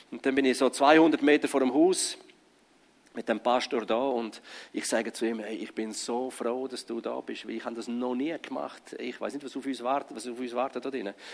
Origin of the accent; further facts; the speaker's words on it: Grisons, Switzerland; Aber ich komme aus dem Graubünden.